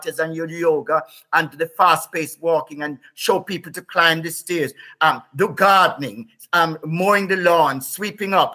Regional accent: Whitehall, Saint Thomas, Jamaica; also born or lived in England; now in United Kingdom; I grew up in Jamaica

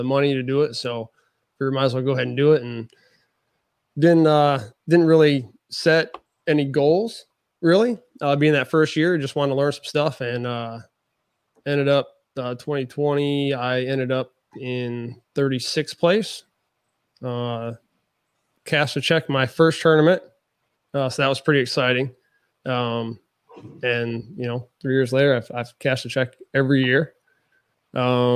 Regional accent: Michigan, United States; now in Siler City, United States; Even though I grew up in Michigan

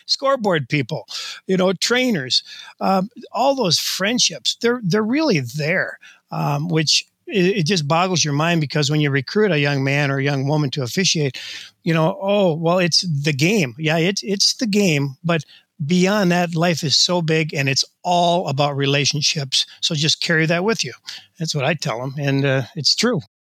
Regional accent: Delano, Minnesota, United States; Delano is my hometown, and uh, played all kinds of things there

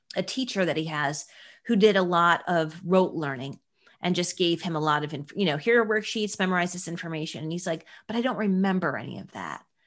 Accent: Buffalo, New York, United States; I'm from Buffalo, New York

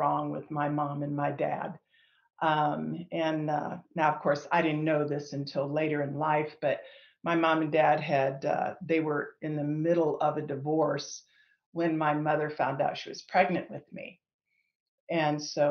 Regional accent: Northeast Ohio, United States; moved away as an adult; now in Colorado, United States; I'm originally from Northeast Ohio. I was born and raised there

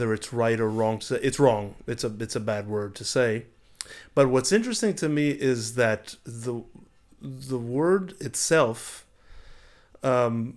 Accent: United States; also born or lived in Israel; my fundamental growing up in America

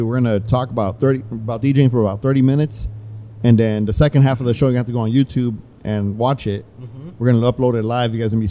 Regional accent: Huntington Park, California, United States; also born or lived in East Los Angeles; now in Lakewood, United States; From HP.

